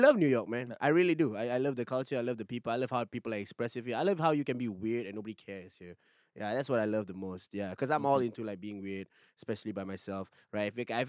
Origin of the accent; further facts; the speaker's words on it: Singapore; also born or lived in Malaysia; I say I'm from Singapore